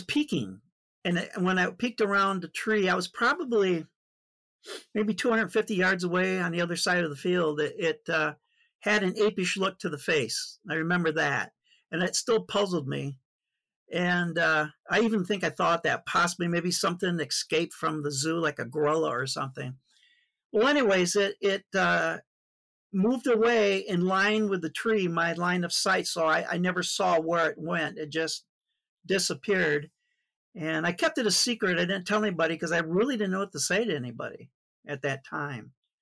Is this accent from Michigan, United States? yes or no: yes; Lansing, Michigan, United States; also born or lived in Flint, Michigan; I was born in Flint, Michigan, spent my whole life in Flint, in Michigan. Pretty much grew up in the Lansing area, the capital.